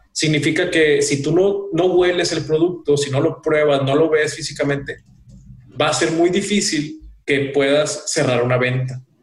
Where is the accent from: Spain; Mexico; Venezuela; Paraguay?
Mexico; Somos de México